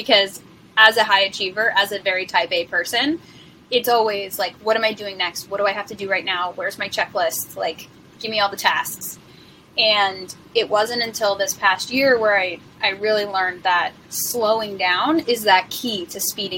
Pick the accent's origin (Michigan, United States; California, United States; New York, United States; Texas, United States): New York, United States; also born or lived in San Diego; now in Austin, United States; We're both from New York and our parents still live there